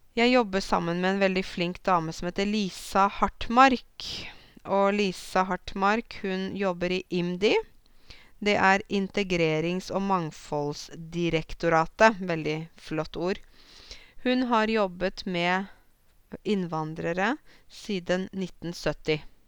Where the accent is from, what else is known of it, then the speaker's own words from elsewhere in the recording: Norway; jeg er norsk